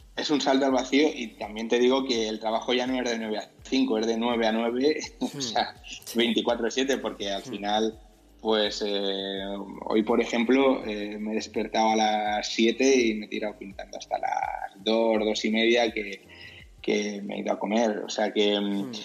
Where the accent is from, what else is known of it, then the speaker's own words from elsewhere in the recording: Santa Cruz de la Zarza, Castilla-La Mancha, Spain; moved away as an adult; now in Madrid, Spain; yo soy de un pueblo de, La Mancha que se llama Santa Cruz de la Zarza, es súper pequeño, tiene 5.000 habitantes. Y bueno, cuando eh, cumplí 18 años me, vine